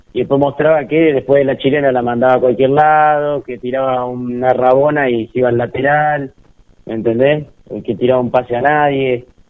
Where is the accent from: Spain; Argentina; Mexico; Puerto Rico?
Argentina